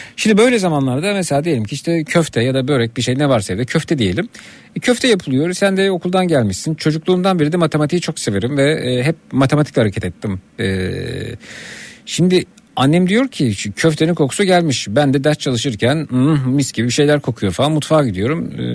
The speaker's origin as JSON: {"language": "Turkish", "town": "Şile", "region": "Istanbul", "country": "Turkey", "said": "Ben işte bir yanımda Şileliyim"}